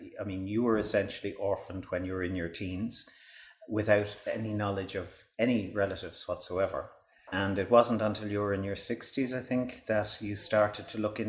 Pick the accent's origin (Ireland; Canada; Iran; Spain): Ireland; Baltinglass, Leinster; it's a rainy day here in my hometown of Ballintglass